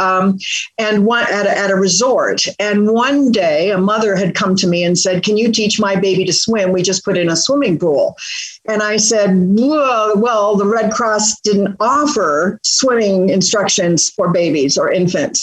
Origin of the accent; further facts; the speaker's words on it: northern Michigan, United States; moved away; also born or lived in England / Canada / Oregon; I was born in England, lived in Canada, emigrated to Michigan when I was a little girl. And when we were little, we lived in a tent in northern Michigan